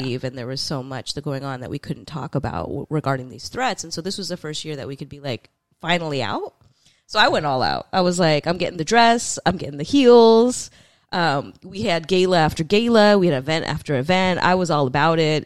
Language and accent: English; San Francisco, California, United States; both of us are people who are, like, born and raised in San Francisco and the Bay